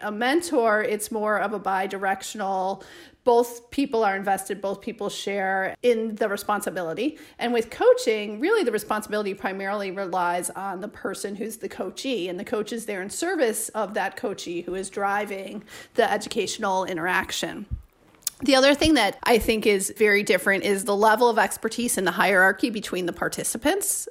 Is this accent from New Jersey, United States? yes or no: no; Chicago, Illinois, United States; now in Madison, United States; I'm originally from Chicago, so moving back to Madison was kind of like coming home